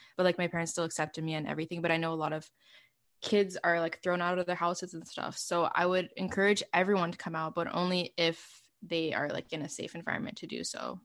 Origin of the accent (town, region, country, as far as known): Montreal, Quebec, Canada; born or raised there